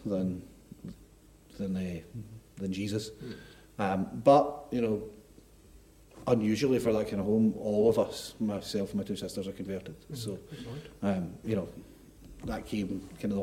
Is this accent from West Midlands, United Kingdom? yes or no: no; Milngavie, Scotland, United Kingdom; now in Dundee, United Kingdom; I grew up in a council house in Mulgay with no money.